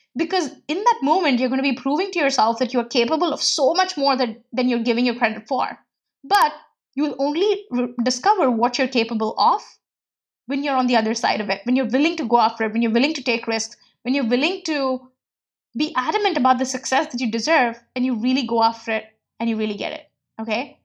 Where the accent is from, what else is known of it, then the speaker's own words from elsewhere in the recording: India; moved away; growing up in India and coming from a very middle class background